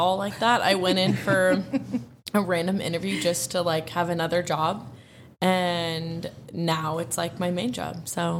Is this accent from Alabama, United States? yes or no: no; Seattle, Washington, United States; now in Scottsdale, United States; I am from Seattle